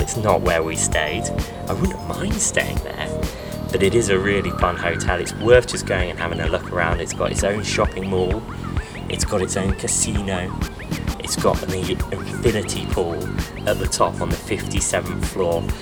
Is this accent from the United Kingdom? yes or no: yes; United Kingdom; being British magicians